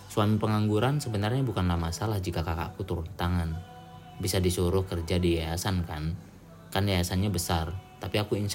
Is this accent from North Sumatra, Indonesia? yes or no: yes; Medan, North Sumatra, Indonesia; betul aku juga orang Medan ya jadi bukan kasar tapi lebih ke apa ya kita emang belak belakan aja